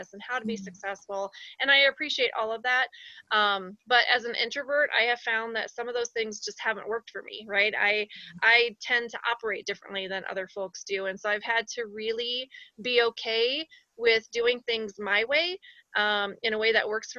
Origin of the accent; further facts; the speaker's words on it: Iowa, United States; moved away as an adult; now in Colorado Springs, United States; I'm from Iowa and we lost the sun for long portions, especially in the winter